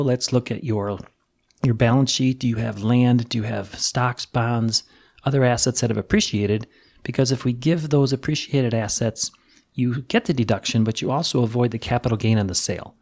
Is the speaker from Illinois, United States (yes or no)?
yes; Chicago, Illinois, United States; I'm from the Chicago area